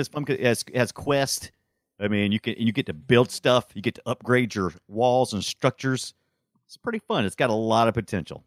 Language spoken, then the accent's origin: English; United States; as an American